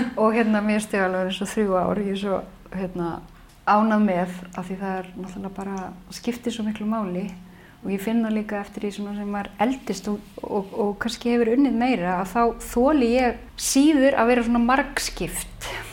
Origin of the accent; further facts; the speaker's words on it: Reykjavík, Capital Region, Iceland; Í Reykjavík